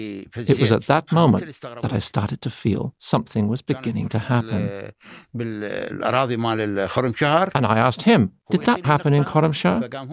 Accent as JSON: {"language": "English", "country": "Iraq", "moved": "yes", "said": "I'm not actually Iranian, and Farsi isn't my mother tongue."}